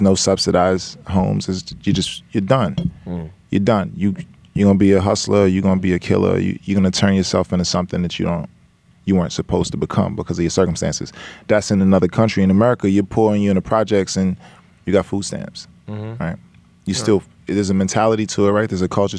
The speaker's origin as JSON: {"language": "English", "town": "Brooklyn", "region": "New York", "country": "United States", "tie": "born or raised there", "also_born_or_lived": "Georgetown, Guyana", "said": "So I'm from Brooklyn. I was born in Brooklyn, and I grew up bouncing between Brooklyn and Georgetown, Guyana."}